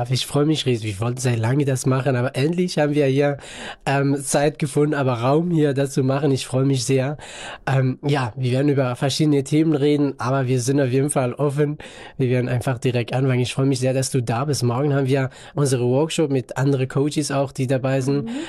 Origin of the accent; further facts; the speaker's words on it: northern Iraq, Iraq; German is a second language; Ich komme ursprünglich aus dem Nordirak in einem kleinen Stadt, kleinen Dorf auch.